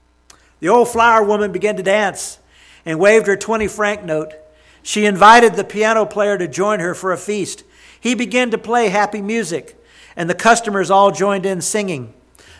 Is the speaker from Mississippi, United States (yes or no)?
yes; Jackson, Mississippi, United States; my hometown